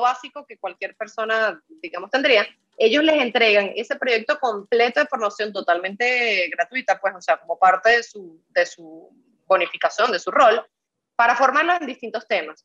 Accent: Venezuela; now in Dominican Republic; en mi país de origen, que es Venezuela

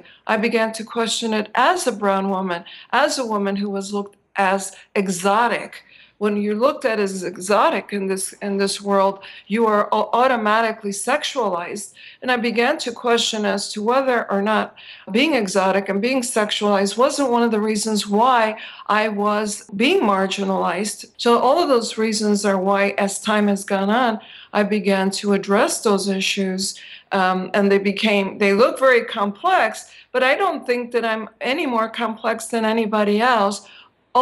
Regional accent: Chicago, Illinois, United States; I grew up as a girl in Chicago in the very late 50s in kindergarten and then the 60s

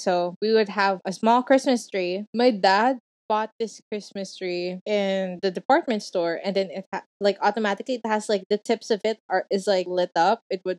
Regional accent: Philippines; accent: Filipino; Oh my gosh, my Filipino accent is coming out.

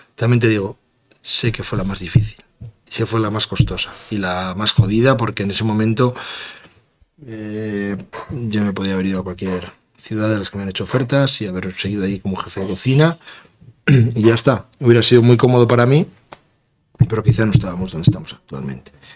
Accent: Castroverde de Campos, Castile and León, Spain; voy a situar mi pueblo donde yo quiero

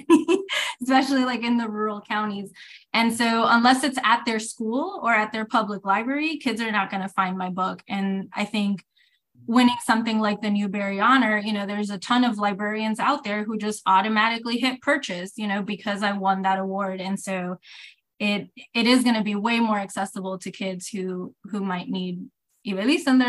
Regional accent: Puerto Rico; growing up in Puerto Rico, you know, the books I had access

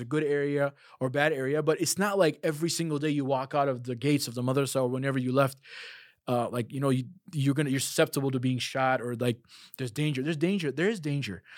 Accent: Chicago, Illinois, United States; also born or lived in South Africa; "I'm from the United States." "Where in the United States?" "Chicago."

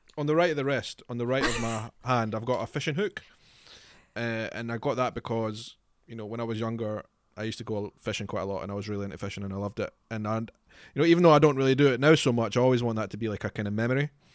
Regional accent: Scotland, United Kingdom; Scotland is obviously very important to me because I'm from Scotland

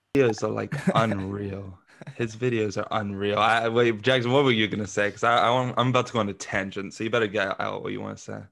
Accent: London, United Kingdom; London's where I'm from

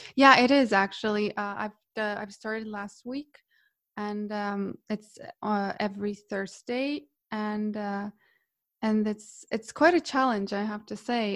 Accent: Split, Split-Dalmatia County, Croatia; moved away as an adult; now in Norway; I'm from Croatia, from Split originally, and I moved to Norway to study

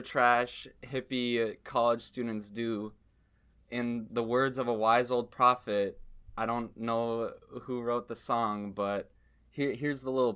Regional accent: Minnesota, United States; I am from an undisclosed location in Binnaboda. Minnesota

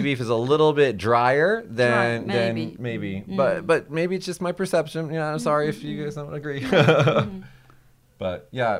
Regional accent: Las Vegas, Nevada, United States; now in Japan; where I'm from Las Vegas. My hometown is Las Vegas

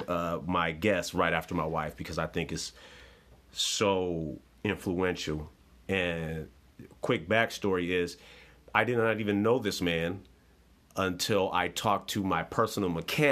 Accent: Oakland, California, United States; coming up, growing up in East Oakland, I had no desire to be in the service.

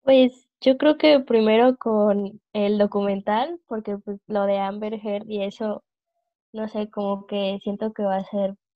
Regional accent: Guadalajara, Jalisco, Mexico; now in Guanajuato, Mexico; soy de Guadalajara, pero vivo en Guanajuato.

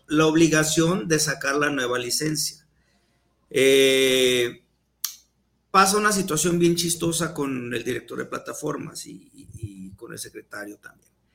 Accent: Mexico; idiosincrasia que tenemos como mexicanos

